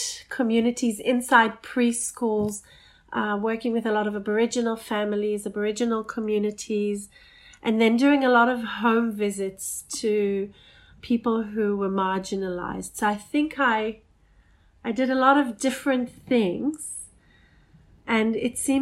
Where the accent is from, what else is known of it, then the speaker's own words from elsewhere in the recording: Botswana; now in Australia; I grew up in Botswana